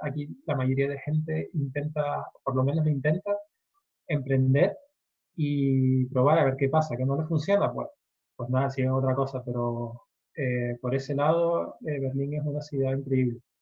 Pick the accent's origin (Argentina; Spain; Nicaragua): Spain; Tenerife, Canary Islands; soy de Tenerife